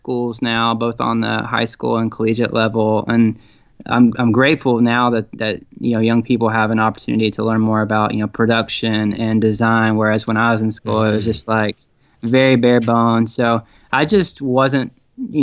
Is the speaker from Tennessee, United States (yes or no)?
yes; Tennessee, United States; also born or lived in Tacoma, Washington / Chattanooga, Tennessee; I was born in Tacoma, but I pretty much was raised in Tennessee